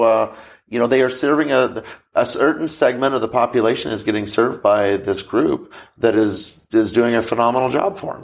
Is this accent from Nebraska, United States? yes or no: yes; Crawford, Nebraska, United States; I went back to my hometown of Crawford, Nebraska